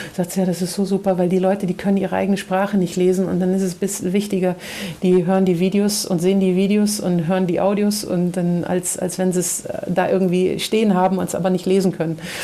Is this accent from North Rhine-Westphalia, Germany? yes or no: yes; Aachen, North Rhine-Westphalia, Germany; moved away as an adult; also born or lived in Brazil; now in Anápolis, Brazil; die, äh, Schulzeit und Ausbildungszeit und so, äh, bis ich zweiunddreißig war in Deutschland gelebt, in Aachen